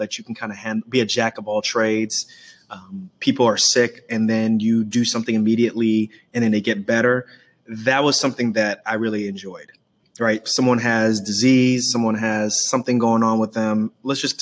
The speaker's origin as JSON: {"language": "English", "town": "New York City", "region": "New York", "country": "United States", "tie": "born or raised there", "said": "I grew up in Queens, New York."}